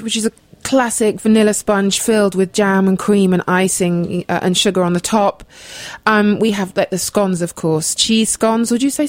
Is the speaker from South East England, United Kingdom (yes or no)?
yes; Oxfordshire, South East England, United Kingdom; also born or lived in London / Devon; I was born in London, and I grew up in Oxfordshire, the home counties, as we say.